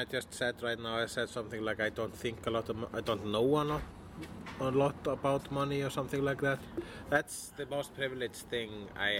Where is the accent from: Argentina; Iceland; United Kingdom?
Iceland; I'm Icelandic.